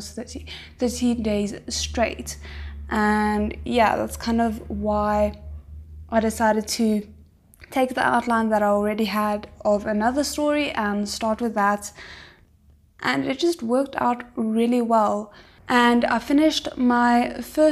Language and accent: English; South Africa; I'm 23 years old and I'm from South Africa.